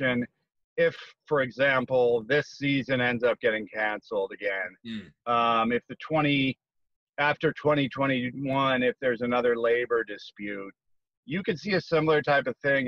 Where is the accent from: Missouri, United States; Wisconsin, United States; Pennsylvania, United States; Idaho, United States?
Missouri, United States; St. Louis; moved away; also born or lived in Bay Area, California; I was on the West Coast covering baseball for the first almost about 25 years of my career, but I'm actually from St. Louis.